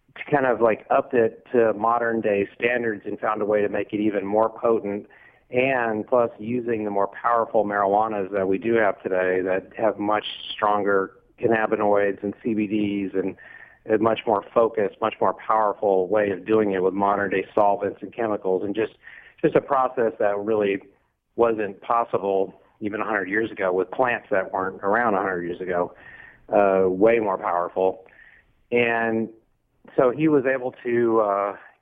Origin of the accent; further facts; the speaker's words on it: Texas, United States; now in Los Angeles, United States; I'm from Texas